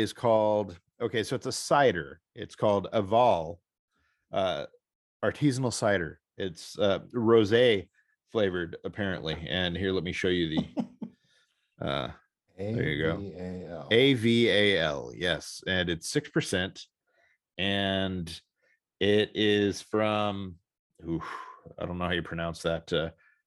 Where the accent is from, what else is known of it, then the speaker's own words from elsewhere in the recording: St. Louis, Missouri, United States; my hometown